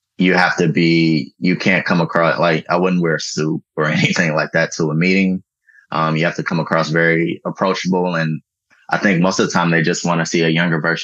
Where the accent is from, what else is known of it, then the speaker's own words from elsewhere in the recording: Detroit, Michigan, United States; moved away as an adult; also born or lived in Washington, D.C.; I'm from Detroit. I went to Detroit Public Schools.